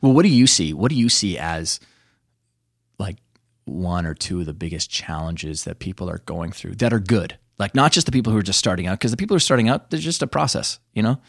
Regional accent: Canada; where I grew up in Canada, rich with Native American history

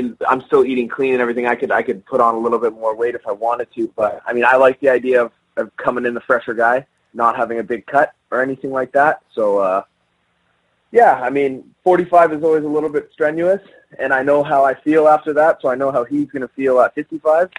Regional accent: Canada; being Canadian

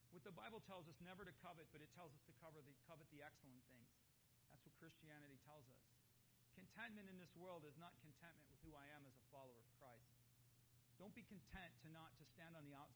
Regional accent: United States; I'm an American, born and bred

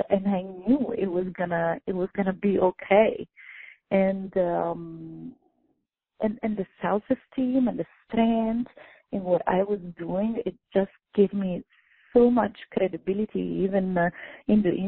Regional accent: Italy; moved away; born and raised in Italy

